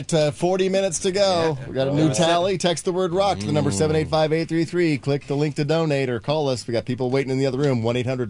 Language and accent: English; Indiana, United States; now in Los Angeles, United States; I grew up in Indiana.